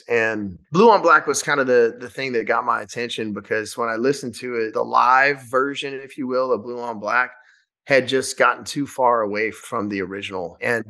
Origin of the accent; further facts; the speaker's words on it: Shreveport, Louisiana, United States; we filmed the first night of the tour in my hometown in Louisiana, in Shreveport.